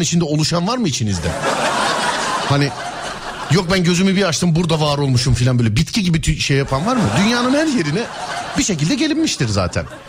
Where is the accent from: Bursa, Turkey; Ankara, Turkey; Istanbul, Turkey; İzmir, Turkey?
Istanbul, Turkey; ben bir İstanbulluyum